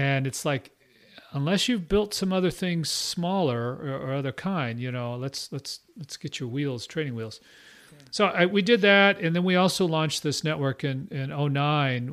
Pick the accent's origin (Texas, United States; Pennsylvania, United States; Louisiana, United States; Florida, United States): Texas, United States; Austin; also born or lived in Midwest / Houston / Burnet, Texas; I'm from Austin area